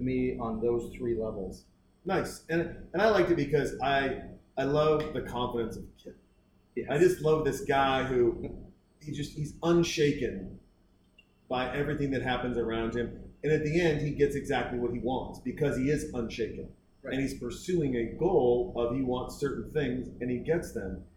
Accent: Baker City, Oregon, United States; also born or lived in Boise, Idaho; now in Austin, United States; grew up in Oregon

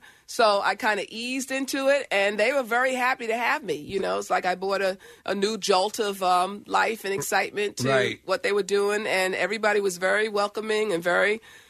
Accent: New York, United States; moved away as an adult; now in Los Angeles, United States; I'm from New York, but home has been Los Angeles for many years.

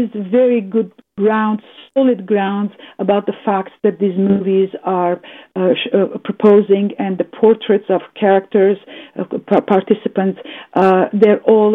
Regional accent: Canada; a Canadian diasporan Armenian

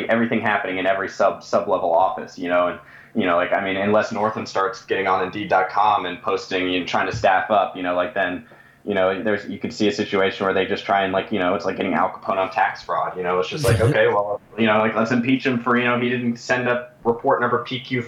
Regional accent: Craig County, Virginia, United States; also born or lived in Arlington, Virginia; where I grew up in Craig County, that's the other part of Virginia

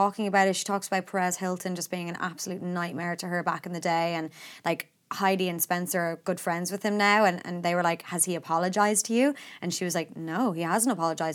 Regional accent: Ireland; as Irish people

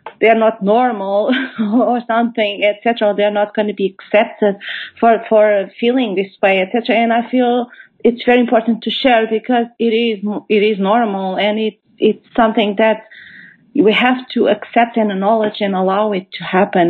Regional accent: Portugal; moved away as an adult; now in United Kingdom; I am originally from Portugal. I have relocated to the UK about 10 years ago.

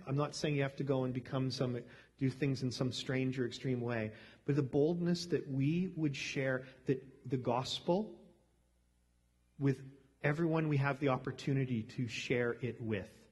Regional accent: Canada; growing up in Canada

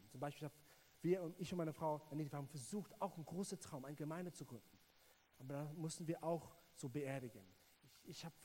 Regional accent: South Africa; German is a second language; alle hören meinen englischen Akzent und denken, ich bin Amerikaner, ähm, aber ich bin Südafrikaner. Und ähm, ja, ich bin in Südafrika groß geworden

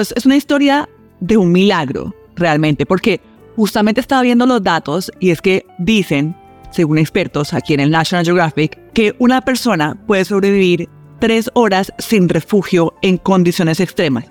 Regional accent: Cali, Valle del Cauca, Colombia; now in Washington, D.C., United States; soy muy mala caleña

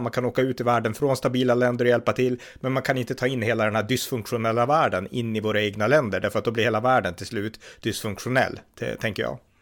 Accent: Sweden

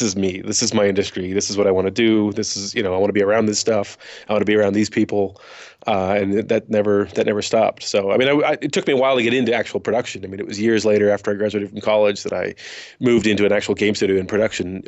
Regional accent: Woodinville, Washington, United States; I grew up in Woodenville, Washington, which is literally the next town over from Redmond

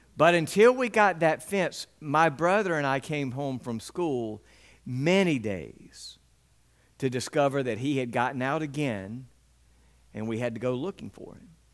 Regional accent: West Point, United States; The entire time that I was growing up in West Point, we had dogs in our backyard

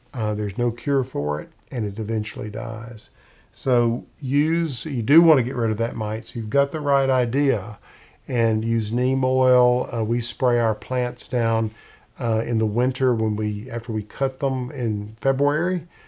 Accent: Middle Tennessee, United States; I grew up in Middle Tennessee

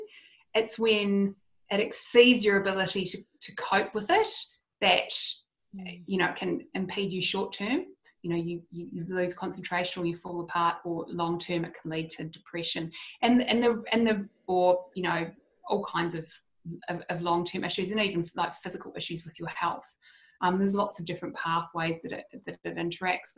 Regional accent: Christchurch, Canterbury, New Zealand; I'm from Christchurch, so my family went through all the Christchurch earthquakes

